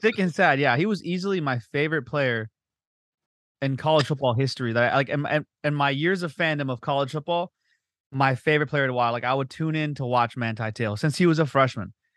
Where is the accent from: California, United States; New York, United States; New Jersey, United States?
California, United States; Southern; we grew up in the belly of the beast. We grew up in Southern California